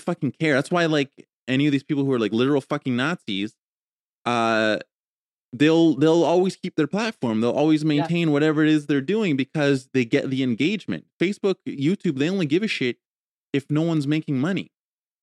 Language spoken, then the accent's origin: English; Canada